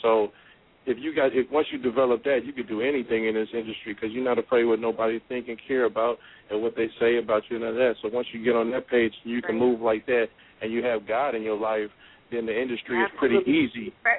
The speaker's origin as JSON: {"language": "English", "town": "Oakland", "region": "California", "country": "United States", "tie": "born or raised there", "said": "I grew up in East Oakland, 98th and Bancroft, when they used to call Sunnyside Park."}